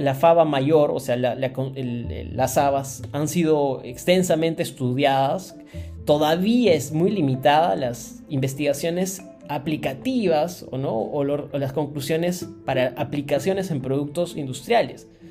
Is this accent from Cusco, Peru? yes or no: yes; Cusco, Peru; nací, nací y crecí en Cusco